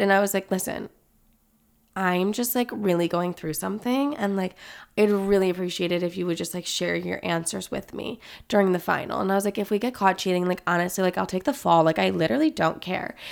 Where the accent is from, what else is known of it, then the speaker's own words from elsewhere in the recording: thirty minutes from Chicago, Illinois, United States; also born or lived in California; I moved to Chicago, which is, like, literally thirty minutes away from my hometown